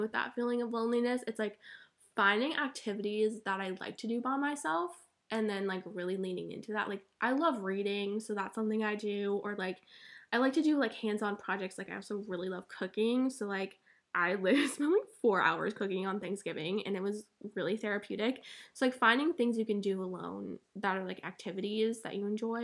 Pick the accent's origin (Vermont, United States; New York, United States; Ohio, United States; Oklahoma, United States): Vermont, United States; moved away as an adult; now in Chapel Hill, United States; like I'm out of state, but I'm from Vermont, so I'm literally 14 hours away from the fam.